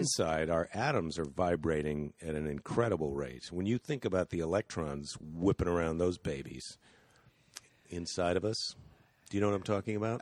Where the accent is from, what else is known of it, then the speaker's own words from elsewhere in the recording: United States; as an American